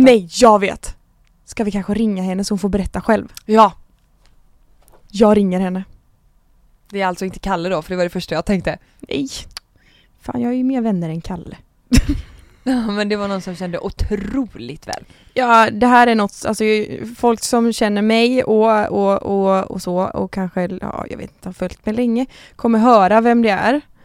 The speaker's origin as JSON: {"language": "Swedish", "town": "Gothenburg", "region": "Västra Götaland", "country": "Sweden", "said": "jag är 22 år från Göteborg"}